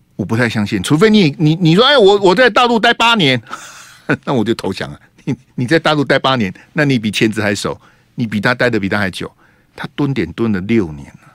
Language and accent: Chinese; Hualien County, Taiwan; 我的故乡花莲哦